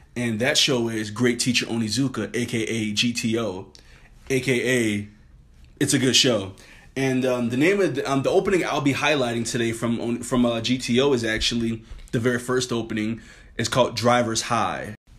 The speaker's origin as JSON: {"language": "English", "town": "New Orleans", "region": "Louisiana", "country": "United States", "said": "I'm from New Orleans"}